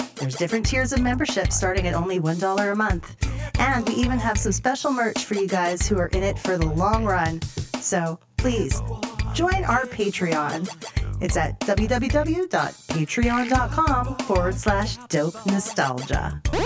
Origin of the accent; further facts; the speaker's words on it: Canada; we're both Canadian.